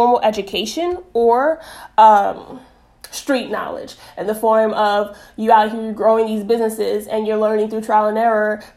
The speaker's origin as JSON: {"language": "English", "town": "New York City", "region": "New York", "country": "United States", "tie": "born or raised there", "also_born_or_lived": "South Florida", "moved": "yes", "said": "I am originally from Bronx, New York. born and raised, but I say that I really got my footing and really was, you know, grew a lot in Florida, especially South Florida"}